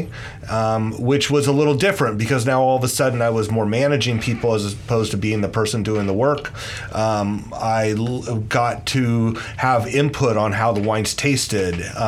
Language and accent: English; Petaluma, California, United States; I grew up in Petaluma, and my mom's side of the family, they were all in the dairy industry